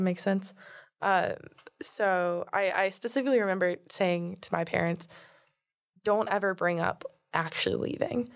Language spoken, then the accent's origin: English; Fort Lauderdale, Florida, United States; moved away as an adult; also born or lived in Jupiter, Florida / Palm Beach, Florida; now in Durham, United States; I am from Fort Lauderdale, Florida, but I've lived in Jupiter, Palm Beach, and my family's moving to Miami right now